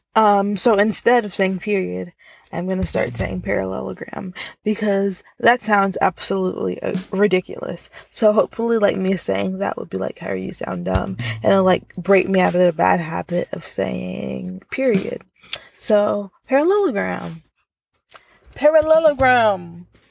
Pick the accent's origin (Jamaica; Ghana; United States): Jamaica; I'm Jamaican